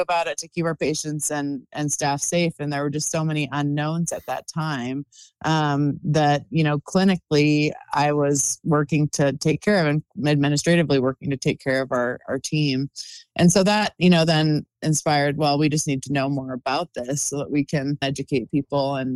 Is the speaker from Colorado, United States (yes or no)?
yes; Colorado, United States; moved away as an adult; now in Utah, United States; I grew up in Colorado